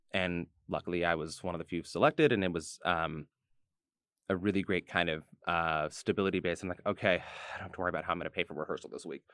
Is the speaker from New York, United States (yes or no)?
yes; New York City, New York, United States; I was from New York